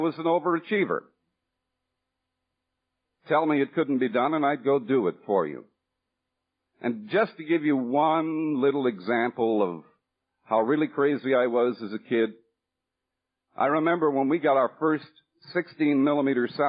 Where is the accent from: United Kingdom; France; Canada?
Canada; Newfoundland and Labrador; also born or lived in Manitoba; I was born in Newfoundland